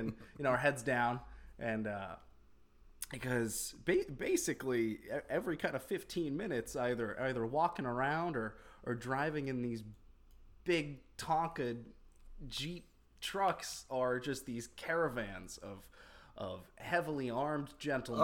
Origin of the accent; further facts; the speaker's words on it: Florida, United States; moved away; I spent 14 years of my adolescence growing up in Florida